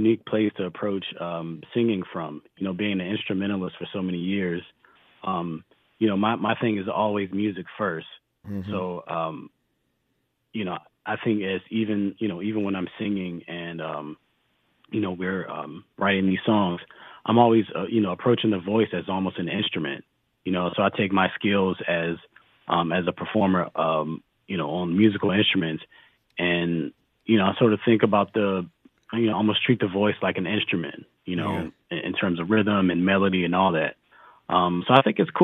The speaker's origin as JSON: {"language": "English", "town": "Washington", "region": "District of Columbia", "country": "United States", "tie": "born or raised there", "said": "I grew up in Washington, D.C."}